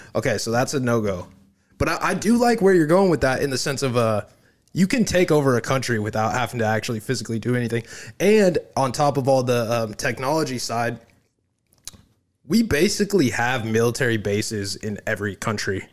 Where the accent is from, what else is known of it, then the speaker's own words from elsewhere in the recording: United States; as Americans